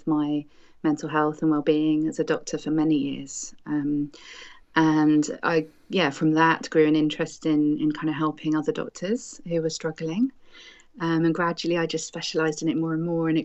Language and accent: English; United Kingdom; I am a British doctor myself